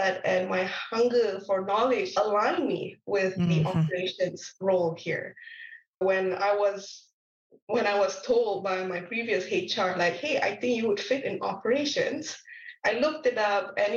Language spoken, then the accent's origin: English; Malaysia; moved away as an adult; also born or lived in Lincoln, United Kingdom; now in Canada; I'm not from Canada. I am from Malaysia